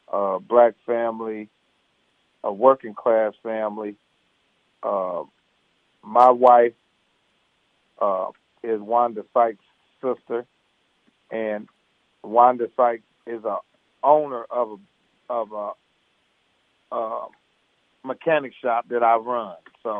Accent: Indiana, United States; It's a family show based out of Indiana, my hometown

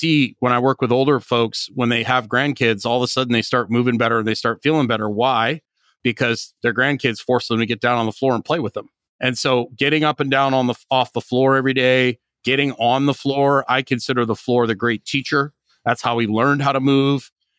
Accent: Northern Canada, Canada; And I grew up in Northern Canada, so you can be highly adaptable.

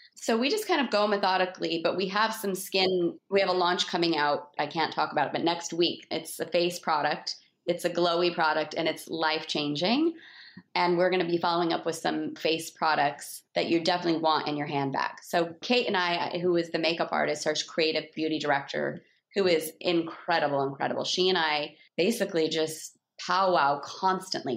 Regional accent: Salt Lake City, Utah, United States; also born or lived in Park City, Utah / West Hollywood; I grew up in Salt Lake City

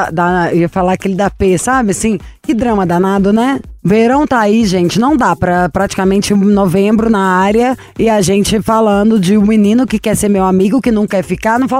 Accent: Belo Horizonte, Minas Gerais, Brazil; Belo Horizonte. Adoro! Minha terrinha.

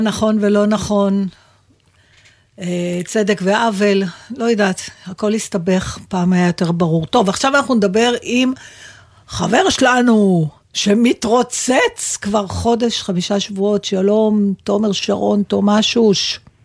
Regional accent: Israel; אני מישראל

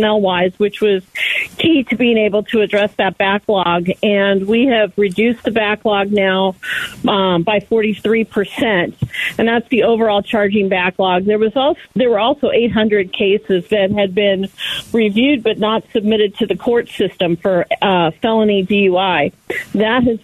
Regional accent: Maricopa County, Arizona, United States; here in Maricopa County. This is my hometown

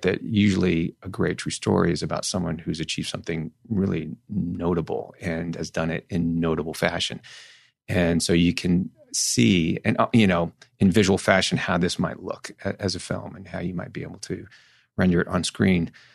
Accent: Northern California, United States; I grew up in Northern California

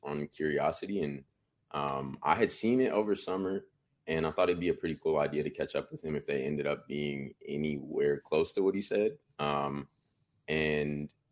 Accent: Bay Area, California, United States; now in Sacramento, United States; I'm from the Bay Area

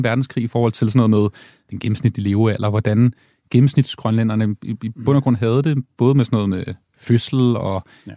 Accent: Denmark; jeg som dansker

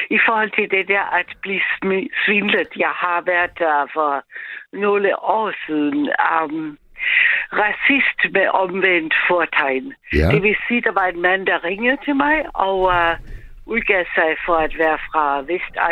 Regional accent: Austria; Danish is a second language; now in Denmark; jeg er ikke selv etnisk dansk, vi har snakket før sammen, Mads, og jeg er fra Østrig

